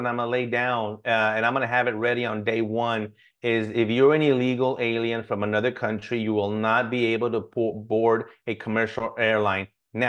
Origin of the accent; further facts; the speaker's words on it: United States; but I'm an American. I get to make a decision what's best for me and my family.